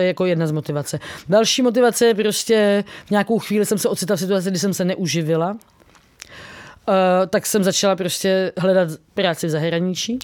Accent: Czechia; jsem z Česka

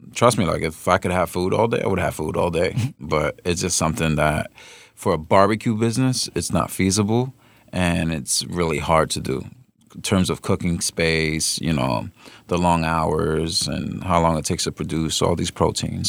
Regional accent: New York, United States; I'm not from New York, but I am, born and raised

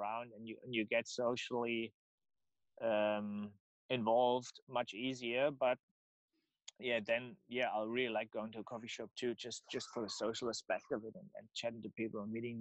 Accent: Germany; accent: German; English is a second language; moved away; my German accent

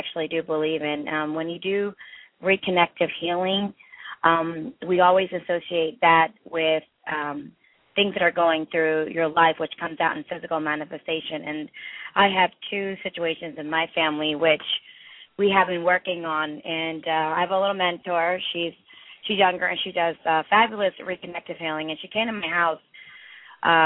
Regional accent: India; I'm from India

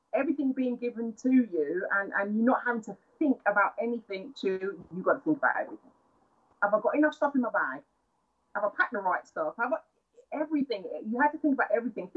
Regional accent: London, United Kingdom; moved away as an adult; also born or lived in United States; from London

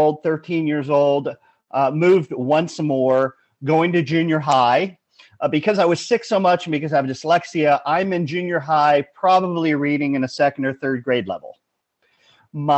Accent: Los Angeles, California, United States; Born and raised in Los Angeles.

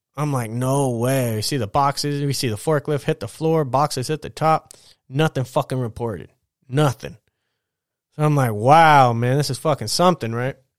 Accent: United States; as an American

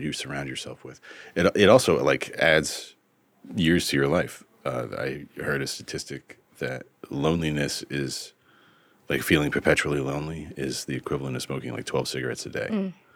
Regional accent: Vermont, United States; here is my home state of Vermont. I am what the locals refer to as a woodchuck, uh, meaning that my family's been in the state

